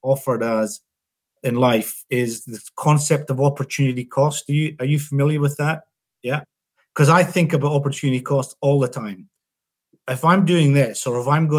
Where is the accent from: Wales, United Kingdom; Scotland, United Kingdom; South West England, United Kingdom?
Scotland, United Kingdom; now in Australia; I'm not a golfer as a Scotsman